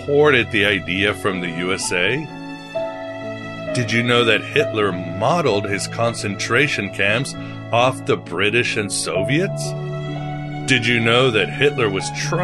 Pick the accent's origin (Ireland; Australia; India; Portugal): Portugal; my home country of Portugal